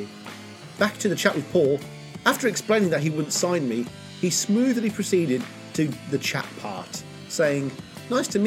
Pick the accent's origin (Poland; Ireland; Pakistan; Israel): Poland; I'm from Poland